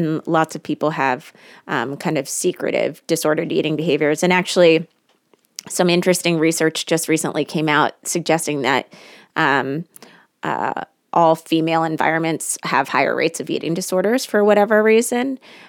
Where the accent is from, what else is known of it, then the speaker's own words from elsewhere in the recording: Washington, District of Columbia, United States; I was raised in the Washington, D.C. area, and I went to a private all-female high school.